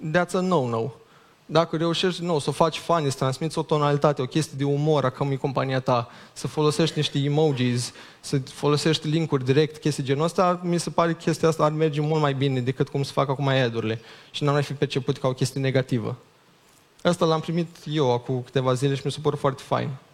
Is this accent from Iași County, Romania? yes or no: yes; Iași, Iași County, Romania; also born or lived in Chișinău; eu mi-aminteam de când eram mic cum era în Iași